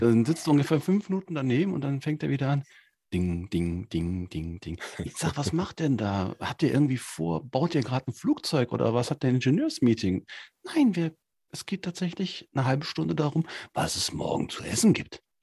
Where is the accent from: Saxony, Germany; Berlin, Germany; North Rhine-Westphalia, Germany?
North Rhine-Westphalia, Germany; Cologne; moved away; aus meiner alten Heimatstadt, tatsächlich in Köln